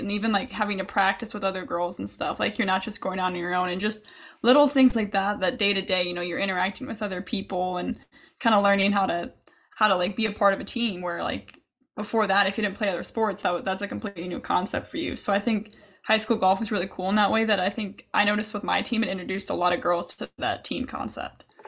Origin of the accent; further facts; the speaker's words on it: Chicago, Illinois, United States; I'm from Chicago